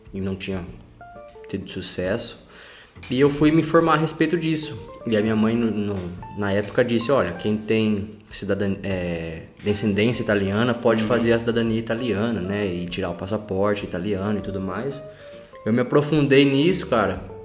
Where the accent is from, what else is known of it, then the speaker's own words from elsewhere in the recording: Araras, São Paulo, Brazil; moved away as an adult; also born or lived in Italy; now in London, United Kingdom; Sou do interior de São Paulo, a cidade de Araras.